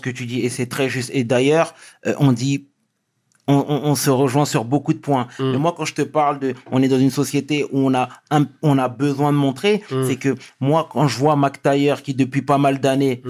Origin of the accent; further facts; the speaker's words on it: Senegal; on est Sénégalais tous les deux